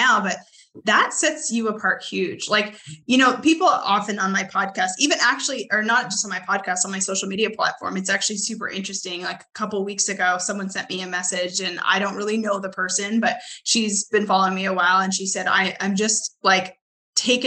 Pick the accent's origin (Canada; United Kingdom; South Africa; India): Canada; now in Arkansas, United States; I'm originally from Canada. I live in Arkansas